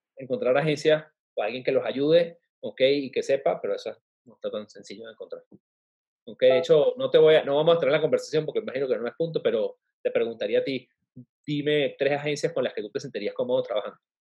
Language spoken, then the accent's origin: Spanish; Venezuela; now in Mexico; en México, siendo venezolano en un país que no es el mío